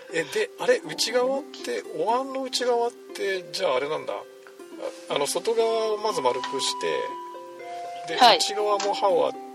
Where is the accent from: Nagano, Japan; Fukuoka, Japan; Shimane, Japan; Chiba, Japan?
Shimane, Japan; Izumo; moved away; 出雲出身